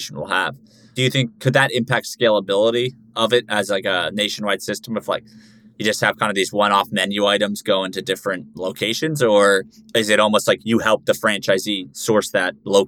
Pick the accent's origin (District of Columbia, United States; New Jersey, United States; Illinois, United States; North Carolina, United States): New Jersey, United States; I grew up in New Jersey